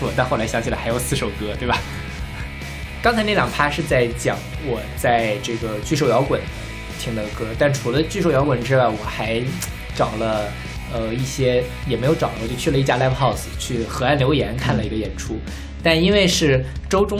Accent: China; 呃，因为觉得我从大陆过来一趟很很很很不容易嘛。

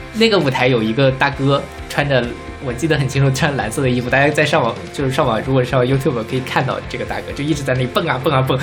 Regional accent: Taiwan; 就是我是不太理解，因为我台湾人肯定没有大陆这边人这么多嘛。

